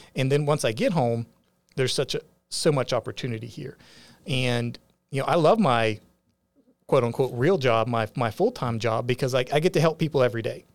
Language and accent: English; West Virginia, United States; moved away as an adult; now in Augusta County, Virginia, United States; growing up in West Virginia, but then coming to the Shenandoah Valley